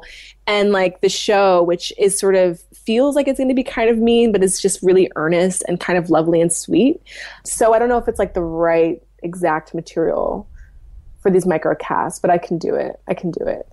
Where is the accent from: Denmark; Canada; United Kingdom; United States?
United States; Virginia; I'm from Virginia